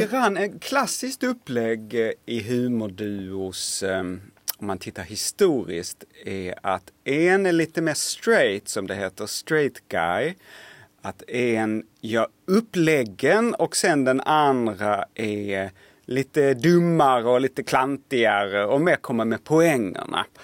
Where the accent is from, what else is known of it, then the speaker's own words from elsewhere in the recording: Lund, Skåne, Sweden; accent: Skånska (Lund variant); jag kommer ifrån Lund och har pratar då skånska med någon sån här lite förnäm lundensisk eh, variant av skånska